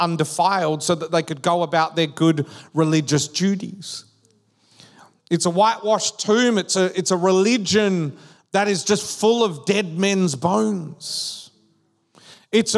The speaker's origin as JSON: {"language": "English", "region": "Western Australia", "country": "Australia", "tie": "born or raised there", "also_born_or_lived": "Perth", "moved": "yes", "lives_now": "Victoria, Australia", "said": "We grew up in Western Australia. So when we moved to Victoria"}